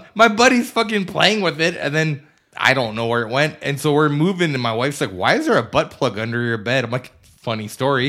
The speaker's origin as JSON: {"language": "English", "area": "Converse County", "region": "Wyoming", "country": "United States", "tie": "born or raised there", "said": "growing up in Covers County and working for Union Pacific for sixteen years"}